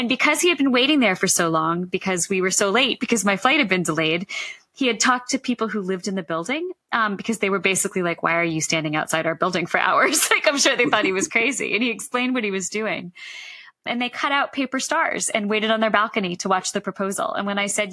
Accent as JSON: {"language": "English", "region": "Massachusetts", "country": "United States", "moved": "yes", "said": "I'm originally from Massachusetts"}